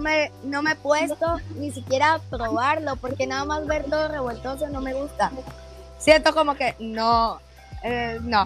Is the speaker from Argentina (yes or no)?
no; Caracas, Capital District, Venezuela; moved away as an adult; also born or lived in Guatemala City, Guatemala; now in Guatemala; Yo soy de Caracas